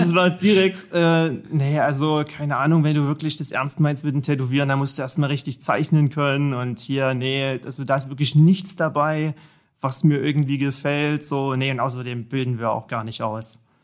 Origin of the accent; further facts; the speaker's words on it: Vogtland, Saxony, Germany; also born or lived in Erfurt / Jena; now in Dresden, Germany; Ursprünglich komme ich tatsächlich aus dem Vogtland, hm. aus Sachsen. Ja, die, der Ort mit dem schlimmsten Dialekt wahrscheinlich in ganz Deutschland